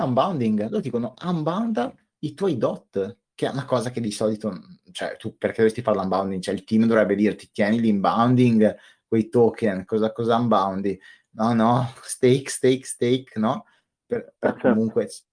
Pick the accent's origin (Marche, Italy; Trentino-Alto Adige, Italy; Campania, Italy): Trentino-Alto Adige, Italy; Io sono del Trentino